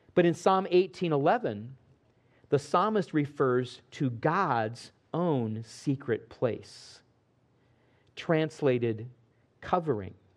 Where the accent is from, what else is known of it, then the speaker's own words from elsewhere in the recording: Midwest, United States; Growing up in the Midwest